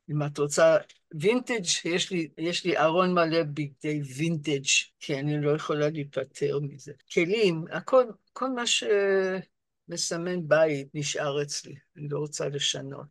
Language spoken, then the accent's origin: Hebrew; Rochester, New York, United States; Hebrew is a second language; moved away as an adult; also born or lived in London, United Kingdom; now in Israel; ואני גדלתי בעיר בשם רוצ'סטר, ניו יורק